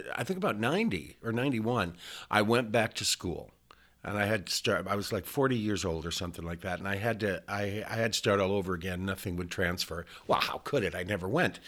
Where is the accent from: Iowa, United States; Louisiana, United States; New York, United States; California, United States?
Iowa, United States; Estherville; moved away as an adult; also born or lived in Omaha, Nebraska; I was born and raised in Estherville, Iowa, which is this little town in northwest Iowa